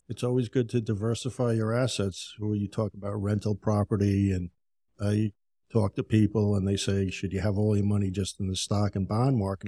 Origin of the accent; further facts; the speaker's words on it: Yonkers, New York, United States; moved away as an adult; also born or lived in Tampa, Florida; now in Florida, United States; I grew up in Yonkers, New York